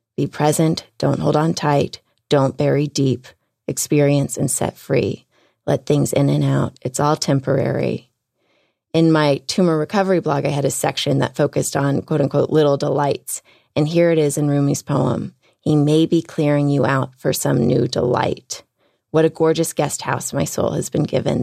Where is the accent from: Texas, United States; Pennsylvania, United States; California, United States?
Texas, United States; Houston; moved away; I'm from Houston